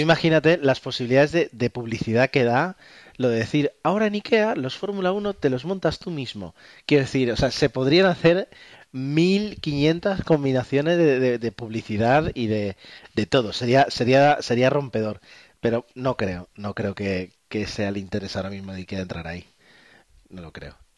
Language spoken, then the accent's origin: Spanish; Spain; nosotros como españoles